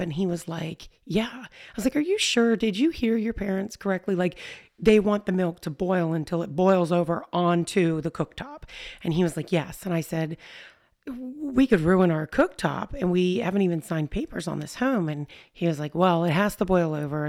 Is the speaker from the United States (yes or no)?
yes; United States; I was born an American